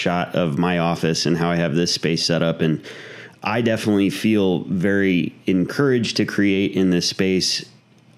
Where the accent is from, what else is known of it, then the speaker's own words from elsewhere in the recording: Mesa, Arizona, United States; also born or lived in Gilbert, Arizona; we're in Gilbert, Arizona. So I grew up in Mesa